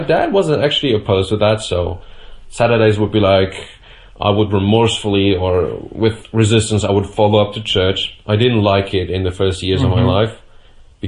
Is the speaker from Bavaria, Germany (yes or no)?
yes; Bavaria, Germany; I was born in Germany, and I would consider myself even rather Bavarian than German. I think that's something that we have to ourselves here in Bavaria